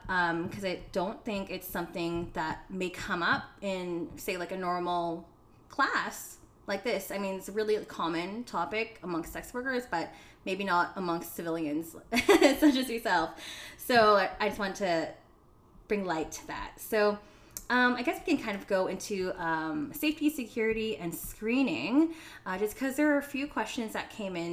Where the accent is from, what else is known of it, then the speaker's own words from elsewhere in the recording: Philippines; I'm Filipino. And in the Philippines, we have like papaya soap